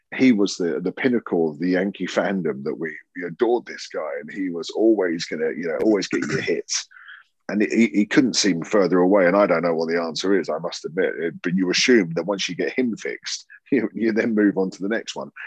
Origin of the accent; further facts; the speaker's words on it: United Kingdom; accent: southern; now in Yorkshire, United Kingdom; my southern accent, uh, uh, you know, I, I, hold on to it strong in Yorkshire